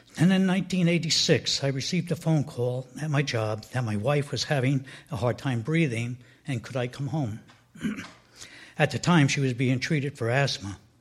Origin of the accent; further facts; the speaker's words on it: Edgewater, New Jersey, United States; I grew up in Edgewater, New Jersey, which is about 10 miles from where we are now in Teaneck